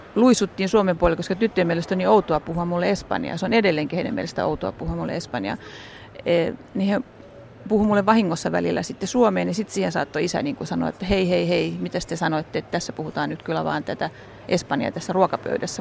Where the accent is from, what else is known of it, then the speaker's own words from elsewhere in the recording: Helsinki, Uusimaa, Finland; moved away as an adult; now in Santiago, Chile; mä oon ihan helsinkiläinen, mä oon Rööperistä kotoisin alun perin syntynyt sinne ja asunut koko ikäni Kanta Helsingissä